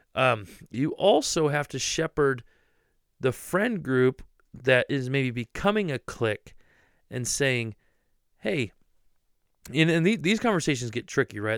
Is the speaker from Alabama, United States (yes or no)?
no; Ohio, United States; I'm from Ohio, born and raised.